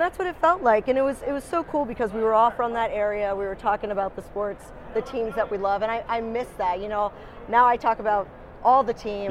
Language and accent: English; Frederick, Maryland, United States; I'm from Frederick, Maryland.